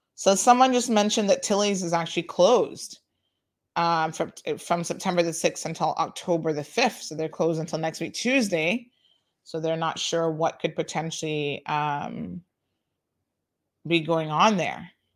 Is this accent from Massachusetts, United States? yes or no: no; Tampa, Florida, United States; I grew up in Tampa